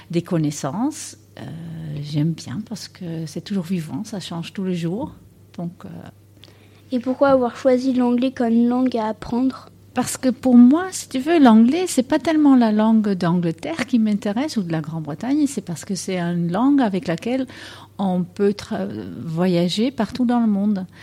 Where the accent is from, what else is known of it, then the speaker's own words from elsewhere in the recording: Netherlands; French is a second language; moved away as an adult; now in France; tu as bien entendu que j'ai un accent. Je viens des Pays-Bas.